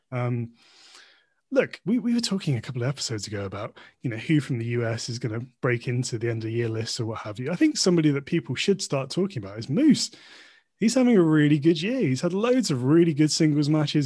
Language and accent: English; United Kingdom; as a British wrestling fan, and perhaps as a British person overall.